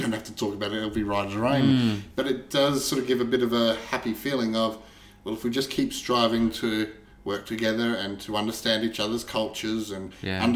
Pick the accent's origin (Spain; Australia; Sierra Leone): Australia; we are Australian